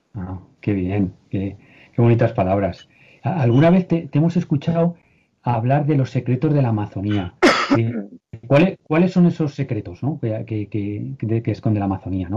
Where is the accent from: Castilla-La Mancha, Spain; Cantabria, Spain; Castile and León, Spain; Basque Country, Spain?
Castilla-La Mancha, Spain; Cuenca; Yo soy de Cuenca